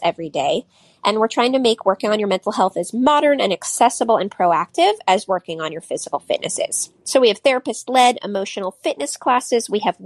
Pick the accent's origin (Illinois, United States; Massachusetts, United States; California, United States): California, United States; Silicon Valley; I grew up in Silicon Valley